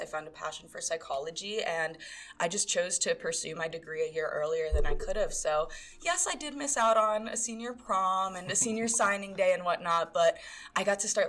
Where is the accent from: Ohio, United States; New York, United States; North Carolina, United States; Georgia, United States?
New York, United States; New York City; moved away as an adult; now in Denver, United States; I am originally from New York City